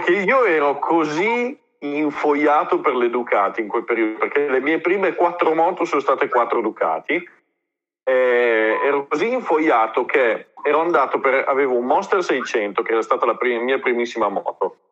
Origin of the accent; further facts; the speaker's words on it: Reggio Emilia, Emilia-Romagna, Italy; io sono di Reggio